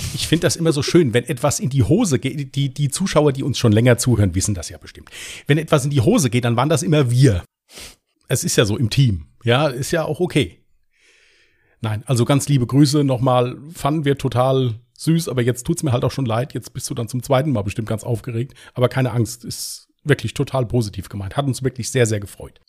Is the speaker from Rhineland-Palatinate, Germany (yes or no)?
yes; Westerwald, Rhineland-Palatinate, Germany; Bin aus dem Westerwald